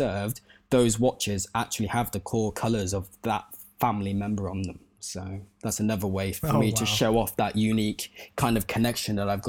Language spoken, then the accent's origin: English; Cyprus; I was growing up in Cyprus at the time, so I'm now working in Cyprus, but I was also growing up in Cyprus.